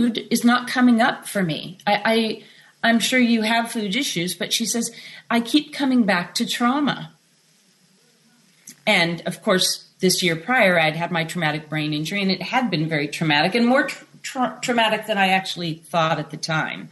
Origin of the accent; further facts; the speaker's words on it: Sacramento, California, United States; moved away; also born or lived in Colfax, Washington; I was born in Sacramento in California